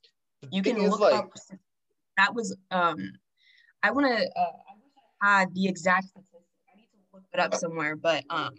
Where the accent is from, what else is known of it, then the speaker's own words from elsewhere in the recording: Texas, United States; first language English; I'm American and I'm an English speaker. That's my first language.